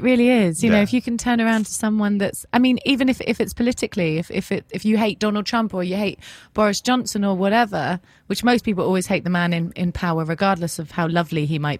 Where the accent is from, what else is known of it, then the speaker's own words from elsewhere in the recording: England, United Kingdom; Maybe it's because I'm English.